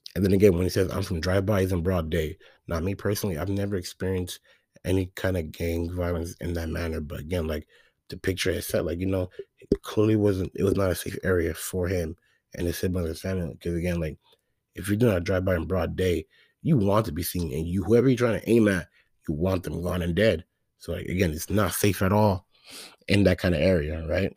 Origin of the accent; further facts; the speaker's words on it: Phoenix, Arizona, United States; I'm from Phoenix, Arizona